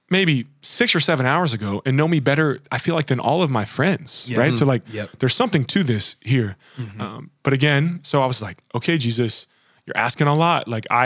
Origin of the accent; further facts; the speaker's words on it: Kentucky, United States; moved away as an adult; also born or lived in Boston; I grew up in Kentucky my whole life